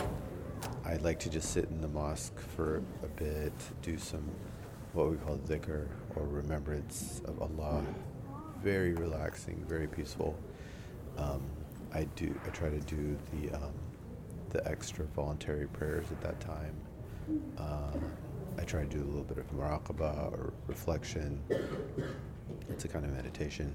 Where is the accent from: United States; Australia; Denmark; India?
India; moved away; I'm from India